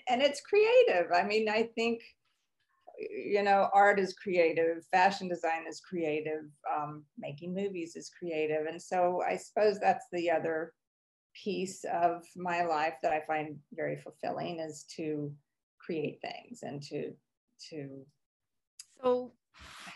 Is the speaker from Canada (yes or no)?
no; Mississippi, United States; moved away as an adult; also born or lived in New York; I am a Southern girl. I grew up in Mississippi, and then I moved to New York when I was in my 20s